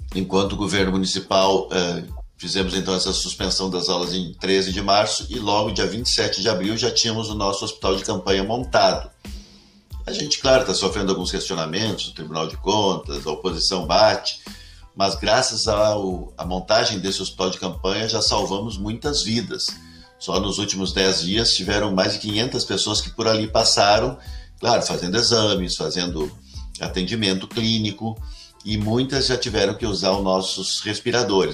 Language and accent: Portuguese; Cachoeirinha, Rio Grande do Sul, Brazil; also born or lived in Gravataí; eu sou natural de Cachoeirinha mesmo, uma cidadezinha que uma cidade ao lado de Porto Alegre, né? Foi emancipada de Gravataí